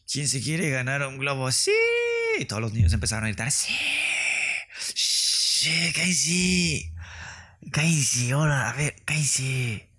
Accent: northern Mexico, Mexico; accent: norteño; Me gusta que me sale mi acento norteño nada más por convivir.

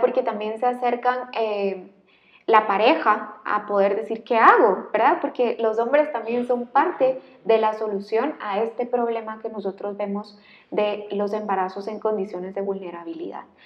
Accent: Guatemala; un guatemalteco igual que yo

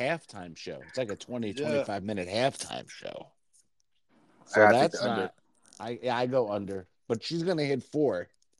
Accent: New Jersey, United States; So growing up in New Jersey and having friends in the city … because I'm just very easygoing.

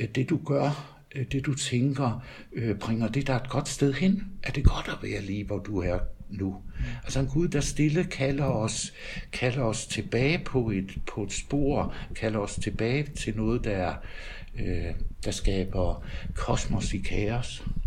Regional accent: Denmark; moved away as an adult; also born or lived in Tølløse; now in Nørresundby, Denmark; Jeg er jyde

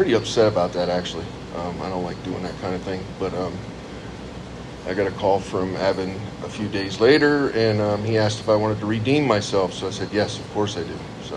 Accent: Lewistown, Pennsylvania, United States; also born or lived in Meriden, Connecticut; In 1972, we moved from Meriden, Connecticut, down to Lewistown, Pennsylvania, which is about 30 miles south of State College

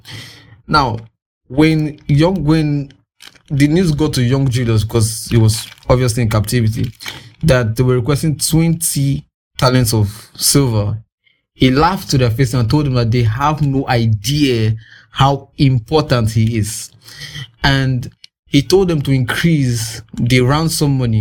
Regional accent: Nigeria; I'm in Nigerian

